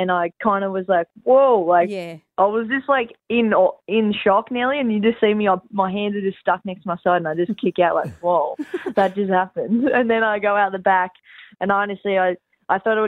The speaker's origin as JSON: {"language": "English", "area": "Central Coast", "region": "New South Wales", "country": "Australia", "said": "home on the Central Coast is definitely where my heart is"}